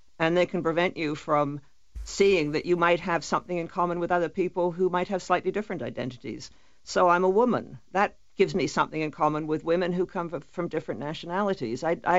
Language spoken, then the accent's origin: English; Toronto, Ontario, Canada; identity is Canadian. And I'm also a citizen of Toronto. I'm also someone from the province of Ontario. I'm also a Scot by ancestry.